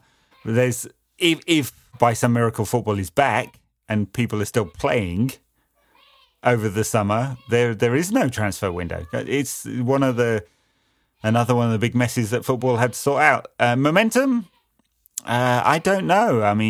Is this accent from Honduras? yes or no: no; Wuhan, Hubei, China; especially considering I'm from Wuhan.